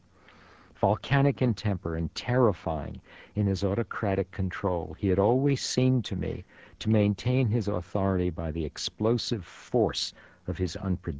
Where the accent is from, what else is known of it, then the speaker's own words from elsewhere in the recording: New York City, New York, United States; first language Yiddish; English is a second language; When I started school at the age of 5, PS 33 in the Bronx